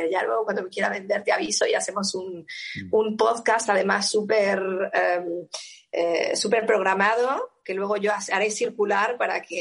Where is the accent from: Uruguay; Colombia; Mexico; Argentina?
Mexico; como buena mexicana